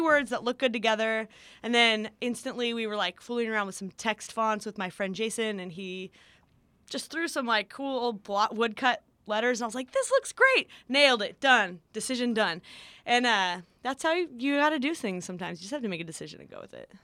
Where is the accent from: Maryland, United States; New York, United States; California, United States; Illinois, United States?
California, United States; Santa Barbara; Santa Barbara is, uh, well known for being an expensive place, but, uh, it's also where I grew up